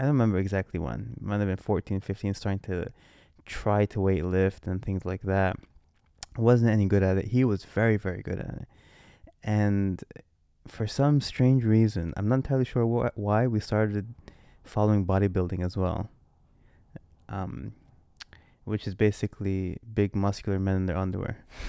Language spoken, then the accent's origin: English; United States; moved away as an adult; now in London, United Kingdom; as the American coming to London